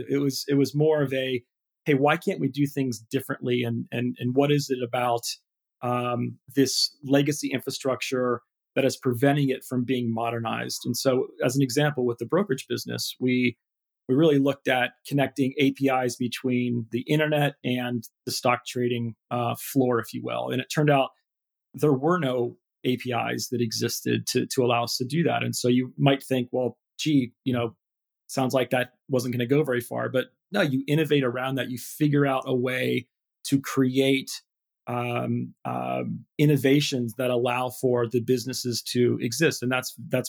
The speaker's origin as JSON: {"language": "English", "region": "Ohio", "country": "United States", "tie": "born or raised there", "also_born_or_lived": "Michigan / London", "moved": "as an adult", "said": "life in Ohio is, it's a great place to grow up."}